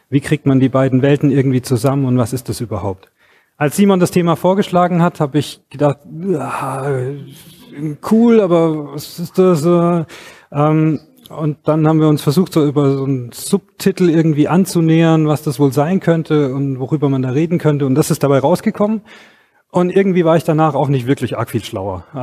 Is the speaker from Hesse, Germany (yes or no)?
no; Stuttgart, Baden-Württemberg, Germany; ich komme hier aus Stuttgart.